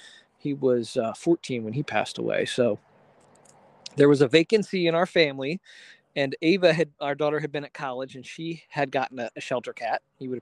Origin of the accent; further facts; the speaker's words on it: Philadelphia, Pennsylvania, United States; moved away as an adult; now in rural central Pennsylvania, United States; live in rural central Pennsylvania, about 45 miles northwest of the city of Harrisburg. I grew up in Philadelphia.